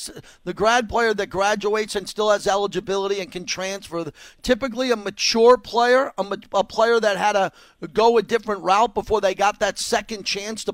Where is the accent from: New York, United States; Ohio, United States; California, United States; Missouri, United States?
New York, United States; New York City; I'm a New Yorker